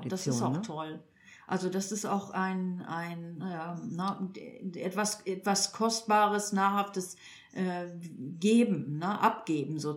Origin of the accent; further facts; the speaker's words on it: Northern Germany, Germany; moved away; ich komme ja ursprünglich aus Norddeutschland